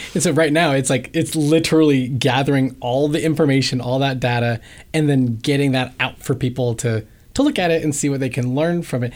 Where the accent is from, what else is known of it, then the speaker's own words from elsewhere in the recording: Ohio, United States; now in Bay Area, United States; I grew up in Ohio